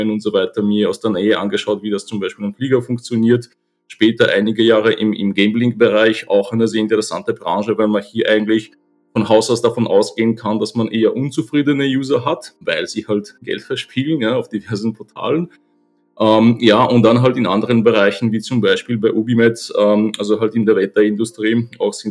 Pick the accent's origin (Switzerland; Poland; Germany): Poland; German is a second language; now in Vienna, Austria; Ich bin gebürtiger Pole, lebe seit äh, ja, schon über 25 Jahren in Österreich. Bin damals mit meiner Familie hergekommen